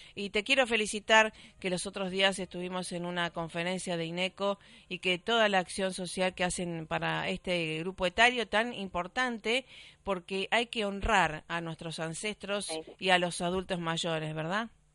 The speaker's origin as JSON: {"language": "Spanish", "town": "Rosario", "region": "Santa Fe", "country": "Argentina", "tie": "born or raised there", "said": "en Rosario, por supuesto, mi ciudad natal"}